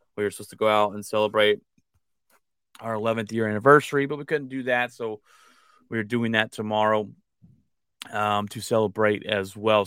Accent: United States; I'm American and that I was born here

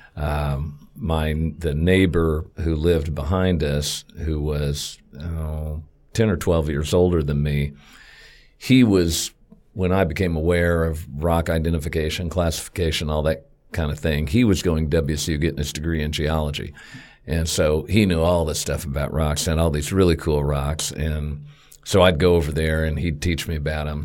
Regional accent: Wichita, Kansas, United States; I've been here all my life. Went to, um, grade school, junior high, high school, Wichita State, all within about four miles of where I was born

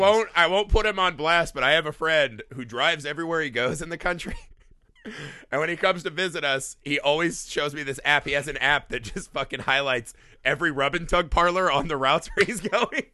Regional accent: United States; as an American audience

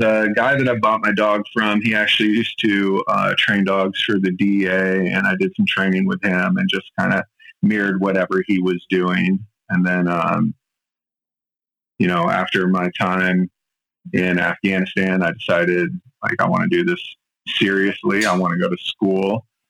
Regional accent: Yokosuka, Kanagawa, Japan; born there; also born or lived in Europe / Middle East; I was born in Yokosuka, Japan, on a military base. Both my parents were in the army. I grew up all around the world, kind of a potted plant.

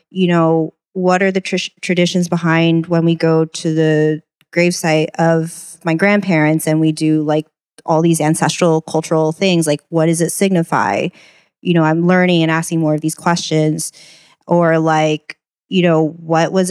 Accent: Houston, Texas, United States; I grew up in a predominantly white neighborhood. I'm from Texas.

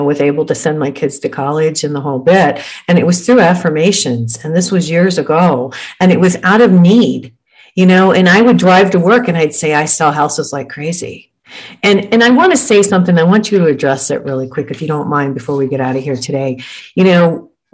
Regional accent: Detroit, Michigan, United States; I grew up in Detroit, you know, suburbanite Detroit

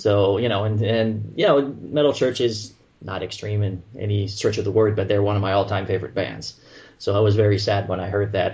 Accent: Montreal, Quebec, Canada; accent: French Canadian; moved away as an adult; now in Florida, United States; I'm originally from Montreal, if people haven't heard from my accent, you know, I'm French Canadian, living in Florida now

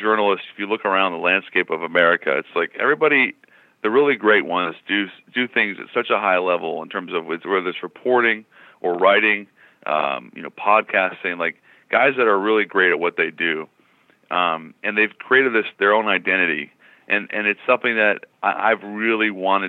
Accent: Seattle, Washington, United States; growing up in Seattle, it's a very small town

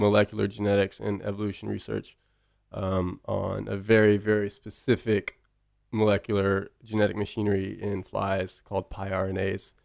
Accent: Bryan, Texas, United States; We grew up in Bryan

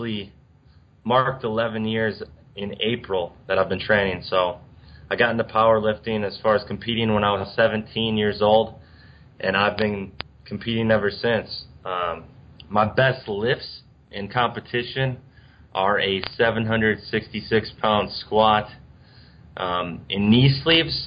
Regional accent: Cambridge, Wisconsin, United States; I grew up in Cambridge, Wisconsin, which it's a really small town, about 1,000 people

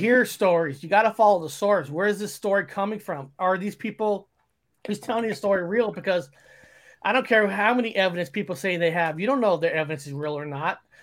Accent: Fresno, California, United States; growing up in Fresno, we have a little more, uh, military base

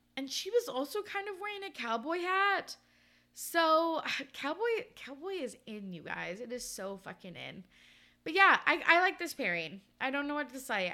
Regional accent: Canada; growing up in Canada

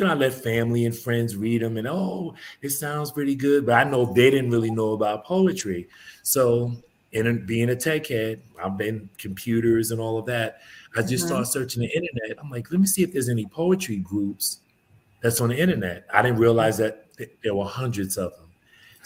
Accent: New York City, New York, United States; also born or lived in Bronx, New York; now in Atlanta, United States; I was born in the Bronx, but my parents bought a house when I was about 5 or 6 years old. So I grew up in East Elmhurst, Queens.

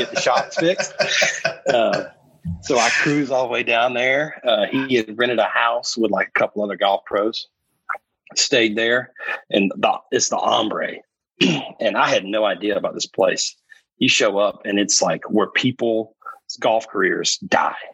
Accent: Rockingham, North Carolina, United States; I grew up in Rockingham, like 30 minutes from Pinehurst.

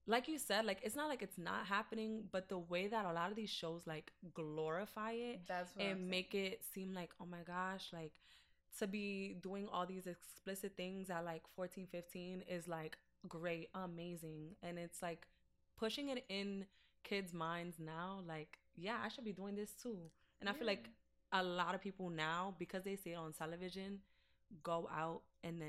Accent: New York City, New York, United States; I'm from the Bronx. I rep the Bronx till

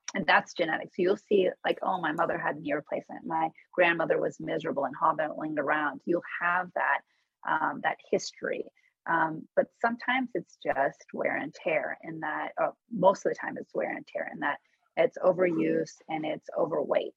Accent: Menlo Park, California, United States; also born or lived in Tehran, Iran; I grew up in Menlo Park, California

